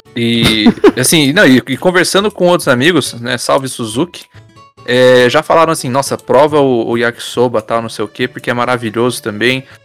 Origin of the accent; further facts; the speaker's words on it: Brazil; eu ainda sou brasileiro